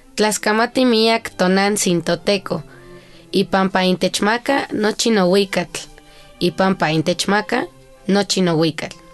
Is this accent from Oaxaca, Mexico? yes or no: no; Mexico City, Mexico; also born or lived in Tohuaco Primero, Huautla, Hidalgo; yo nací aquí en la Ciudad de México mi mamá es la primer generación migrante de la Huasteca